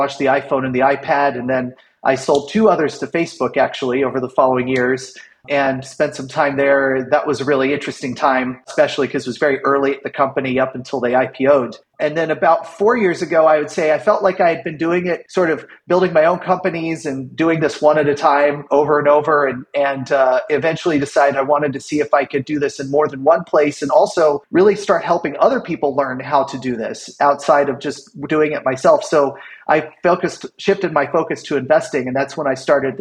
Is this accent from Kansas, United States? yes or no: yes; Kansas, United States; moved away as an adult; I started my first company when I was 17, growing up in Kansas.